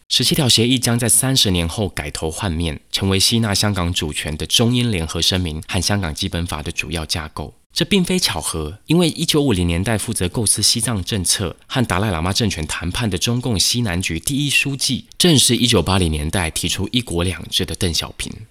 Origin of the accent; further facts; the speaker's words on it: Taiwan; 作为台湾人